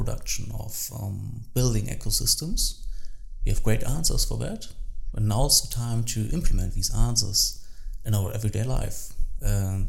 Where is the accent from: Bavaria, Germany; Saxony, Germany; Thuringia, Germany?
Saxony, Germany; English is a second language; also born or lived in Berlin; now in Dresden, Germany; I grew up in Saxony in Germany